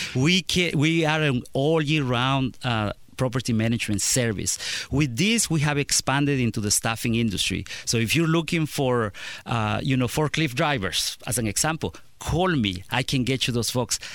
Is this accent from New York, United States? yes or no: no; Clark County, Indiana, United States; I'm from Clark County